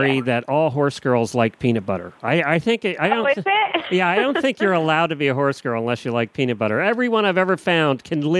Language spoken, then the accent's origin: English; Lancaster County, Pennsylvania, United States; I grew up in Amish country in Lancaster County, Pennsylvania, and a lot of my friends were Mennonite.